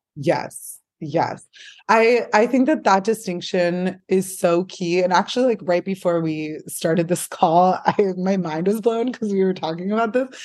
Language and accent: English; San Francisco, California, United States; also born or lived in Portland; I grew up here in San Francisco